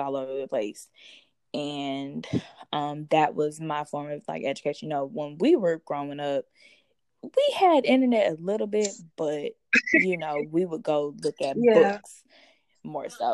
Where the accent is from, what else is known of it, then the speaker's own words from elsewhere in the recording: Baton Rouge, Louisiana, United States; also born or lived in Atlanta, Georgia; now in Albany, United States; I'm originally from Baton Rouge, Louisiana, then moved to Atlanta, Georgia